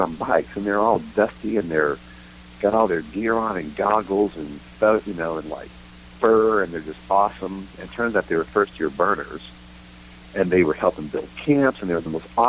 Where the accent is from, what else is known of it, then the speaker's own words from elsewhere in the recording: Texas, United States; moved away as an adult; He called me … because I was from …as